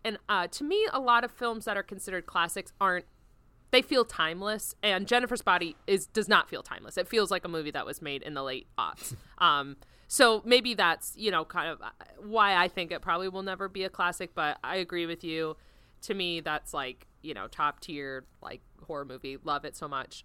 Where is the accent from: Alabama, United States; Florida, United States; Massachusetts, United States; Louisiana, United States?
Florida, United States; growing up in Florida